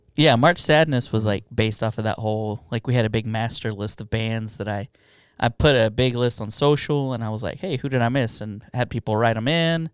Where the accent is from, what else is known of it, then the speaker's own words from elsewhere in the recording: United States; also born or lived in Mexico; I'm an American